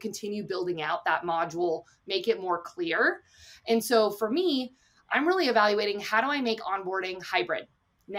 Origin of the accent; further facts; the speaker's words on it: United States; I'm an American as well